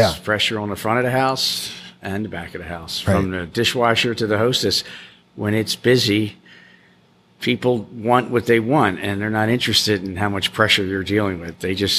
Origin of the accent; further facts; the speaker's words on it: Philadelphia, Pennsylvania, United States; moved away as an adult; now in Key West, United States; I was born in Philadelphia, okay. Pennsylvania.